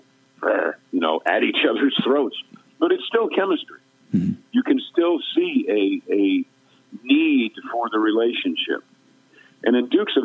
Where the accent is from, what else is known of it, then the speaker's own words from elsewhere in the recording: Westchester County, New York, United States; I'm actually from Westchester County, New York